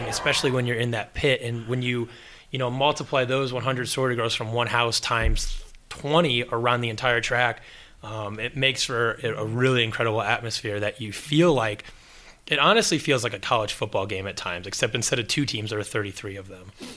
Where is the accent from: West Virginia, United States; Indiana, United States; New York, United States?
Indiana, United States; as an Indiana kid